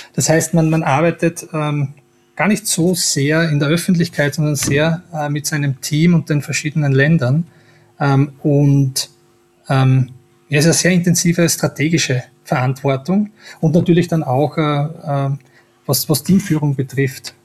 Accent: Styria, Austria; wo ich her bin, in der Steiermark

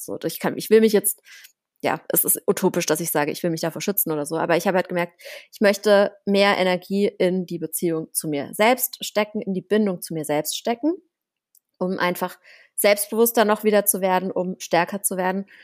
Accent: Germany; bei uns in Deutschland

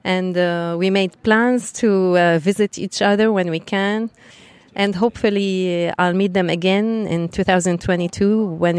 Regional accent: Beirut, Beirut Governorate, Lebanon; English is a second language; I'm from Lebanon, Beirut. And I ride a 1250 GS HP. We have lots of mountains in Beirut, so we do lots of off-road.

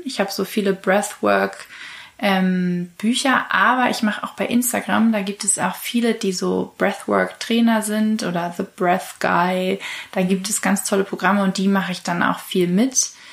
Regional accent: Kiel, Schleswig-Holstein, Germany; moved away as an adult; now in Hamburg, Germany; Ich bin in Kiel aufgewachsen und lebe seit nunmehr fünf Jahren in Hamburg

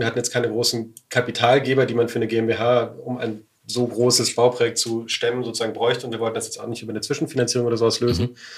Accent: Berlin, Germany; meine Heimatstadt Berlin

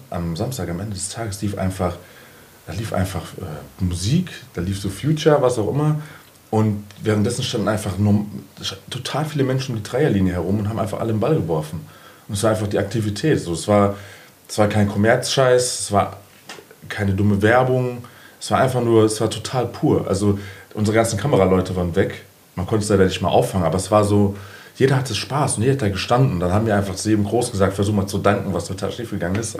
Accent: Frankfurt, Hesse, Germany; ich bin seit eh und die Bockenheimer

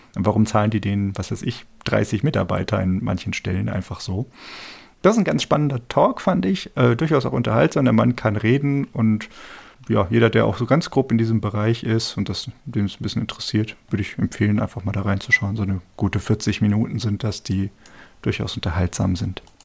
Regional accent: Germany; als Deutscher

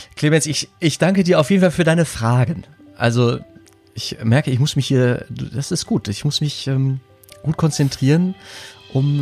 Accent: edge of the Ruhr area, North Rhine-Westphalia, Germany; am Rande des Ruhrgebiets groß geworden

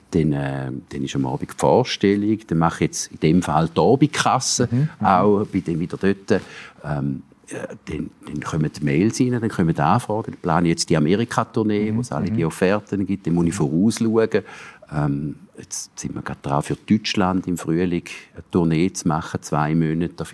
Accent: St. Gallen, Switzerland; Ich bin jetzt auch nicht mehr als St. Galler, ja.

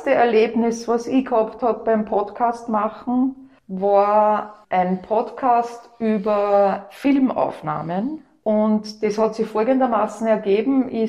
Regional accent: Upper Austria, Austria; now in Vienna, Austria; Und als Wienerin, also Oberösterreicherin, die zugewandert ist, interessiert man sich natürlich speziell für seine Stadt, Historie auch.

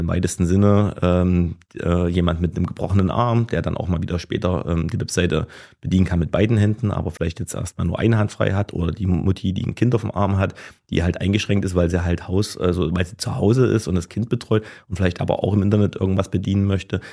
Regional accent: Gera, Thuringia, Germany; bin Urgerer, ähm, bin hier geboren, habe hier die ganze Zeit gelebt, war nie wirklich weg.

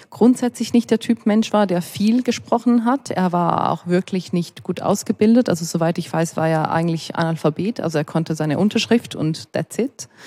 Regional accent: Ticino, Switzerland; Also wir sind Tessiner, also Schweizer, und ihr seid Italiener, obwohl wir die gleiche Sprache sprechen.

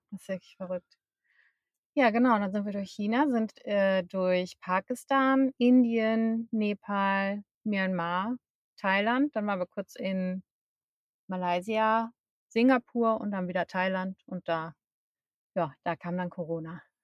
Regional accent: Münster, North Rhine-Westphalia, Germany; moved away as an adult; also born or lived in Hamburg; wir kommen ursprünglich beide aus dem Münsterland, beziehungsweise ich komme aus Münster

